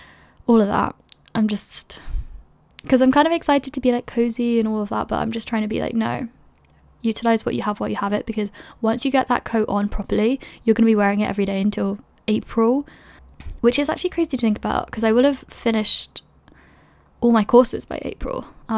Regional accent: London, United Kingdom; moved away as an adult; also born or lived in Edinburgh; When I was in first year, I moved to Edinburgh from London. I was 18, I didn't know anybody

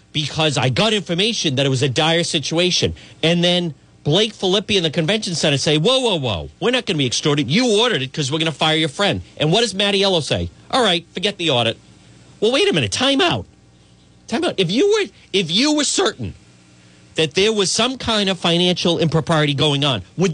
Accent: Cranston, Rhode Island, United States; We grew up in Edgewood, not Cranston.

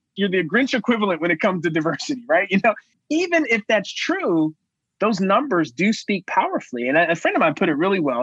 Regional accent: Cincinnati, Ohio, United States; right here in Cincinnati, and yours in my hometown at the University of Cincinnati

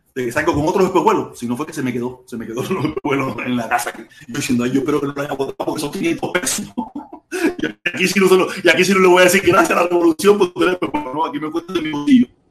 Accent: Cuba; somos cubanos

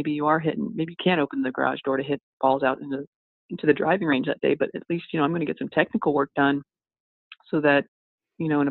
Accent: United States; moved away; also born or lived in North Dakota / South Dakota; I grew up in North and South Dakota quite a bit

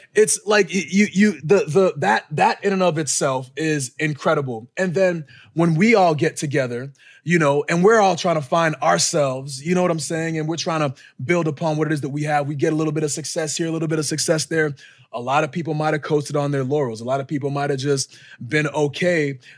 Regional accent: Boston, Massachusetts, United States; moved away; Boston, my hometown, like my backyard

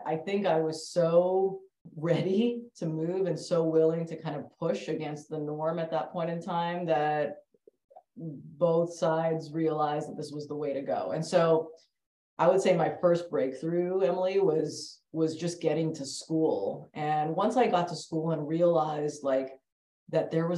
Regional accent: Canada; moved away as an adult; now in Bay Area, United States; am Canadian born Indian female and have been in sport my entire life and grew up in Canada

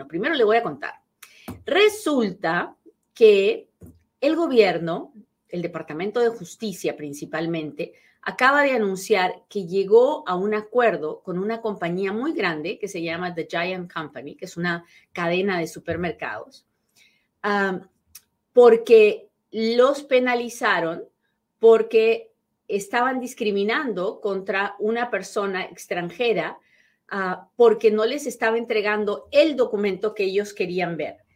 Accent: Peru; moved away as an adult; mi primer trabajo en este país fue de asistenta dental. Sí, sí, sí, porque resulta que yo llegué de Perú siendo dentista

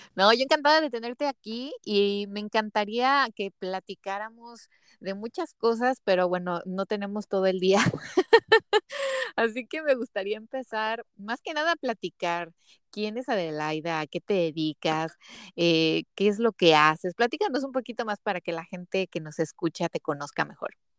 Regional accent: Mexico; soy de México

